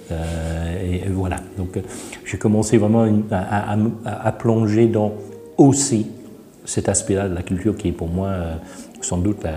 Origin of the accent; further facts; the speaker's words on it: France; born there; Je suis né en France